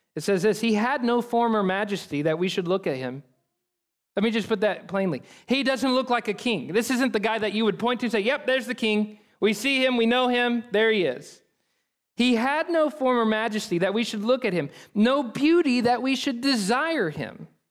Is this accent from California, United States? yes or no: no; Oklahoma, United States; I'm from Oklahoma